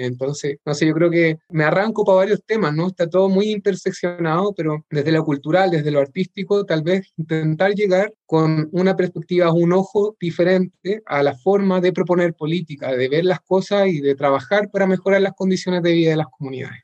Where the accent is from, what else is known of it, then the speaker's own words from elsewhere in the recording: Chile; representar a Chile como abanderado chileno